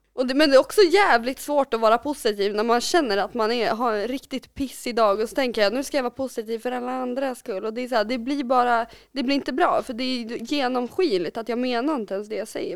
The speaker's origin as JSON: {"language": "Swedish", "town": "Kolbäck", "region": "Västmanland", "country": "Sweden", "tie": "born or raised there", "said": "jag är uppvuxen i Kolbäck"}